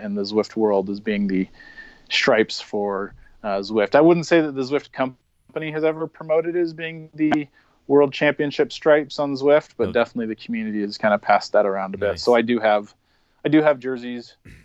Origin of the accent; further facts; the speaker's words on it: Spokane, Washington, United States; I'm originally from the Spokane, Washington area. That was where I was born and raised.